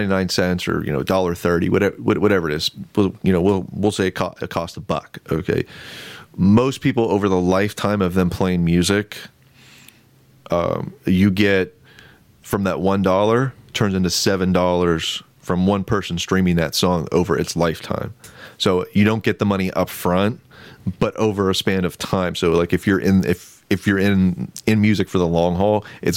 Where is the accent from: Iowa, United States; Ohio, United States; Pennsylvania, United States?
Pennsylvania, United States; Renovo; born or raised there; also born or lived in Lock Haven, Pennsylvania